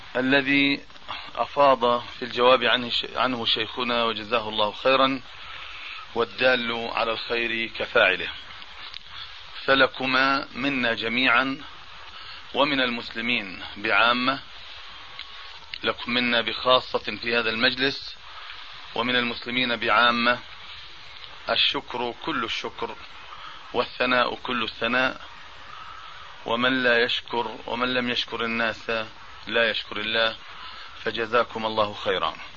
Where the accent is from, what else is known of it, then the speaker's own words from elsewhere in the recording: Amman, Amman Governorate, Jordan; بلدنا عمان